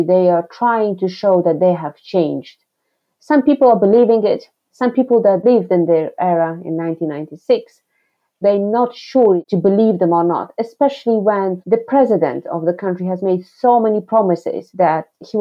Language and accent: English; Afghanistan; now in United Kingdom; I come from Afghanistan. I've been living in the UK for over 22 years